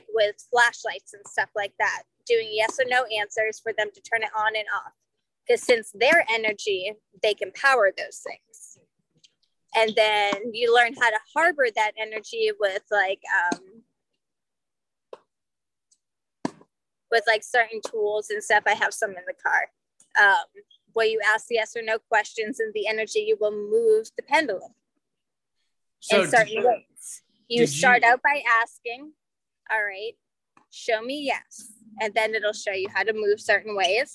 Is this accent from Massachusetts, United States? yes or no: yes; Salem, Massachusetts, United States; now in St. Petersburg, United States; I'm from Salem.